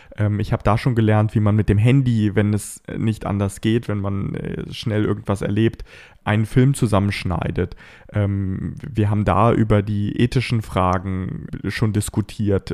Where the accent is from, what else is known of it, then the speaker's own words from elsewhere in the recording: Bad Pyrmont, Lower Saxony, Germany; meine Stadt Bad Pyrmont, wo ich aufgewachsen bin